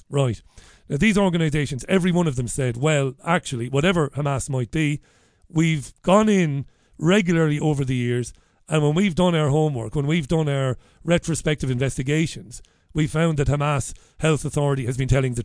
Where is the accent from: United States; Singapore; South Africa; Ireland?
Ireland; Waterford; as a kid who would hang around the Socialist Workers' Party and the Labour Party in Ireland, and even Sinn Féin in Waterford